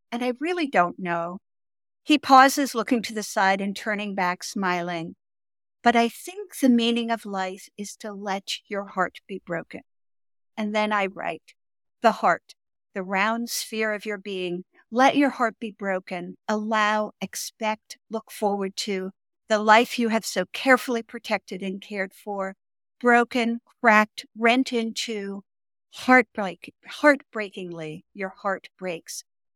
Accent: Malmö, Skåne, Sweden; also born or lived in Stockholm; I was born in Sweden, in Stockholm, and then I was placed when I was 6 months old in a foster care down at the tip of Sweden in Malmö with a family.

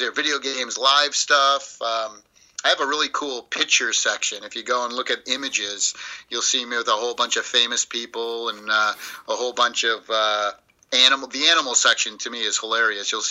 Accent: East Coast, United States; I'm like I said, I'm from the East Coast, New York

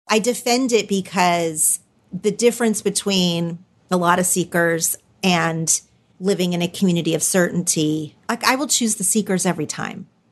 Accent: Oklahoma, United States; moved away as an adult; now in Los Angeles, United States; I'm from Oklahoma, but I live in Los Angeles

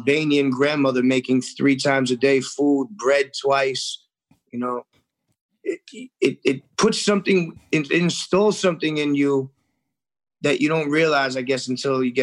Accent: New York City, New York, United States; I grew up in the restaurant industry. My family had a restaurant growing up in Forest Hills, Queens

